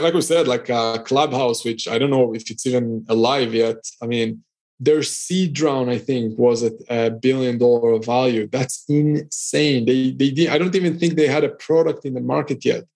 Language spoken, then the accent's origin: English; Israel; now in Cyprus; I'm originally from Israel. I'm currently based in Cyprus